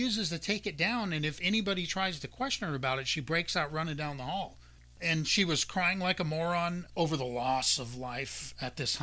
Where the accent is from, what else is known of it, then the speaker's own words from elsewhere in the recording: United States; we're American citizens